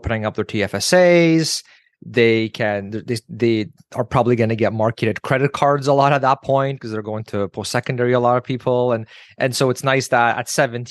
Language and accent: English; Canada; as a Canadian